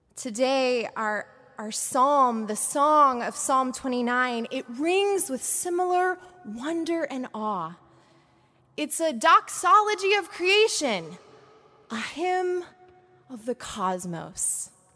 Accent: Portland, Oregon, United States; moved away; with my family in Portland, Oregon, where I grew up

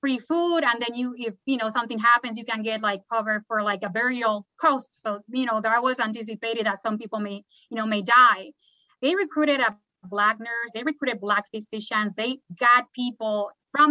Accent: Puerto Rico; now in Durham, United States; Puerto Rico, my home country

